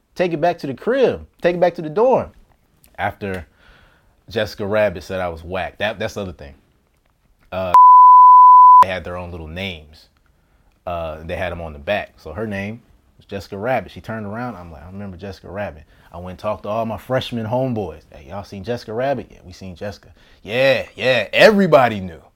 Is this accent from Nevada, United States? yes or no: yes; Las Vegas, Nevada, United States; moved away as an adult; also born or lived in Washington, D.C.; I grew up in Vegas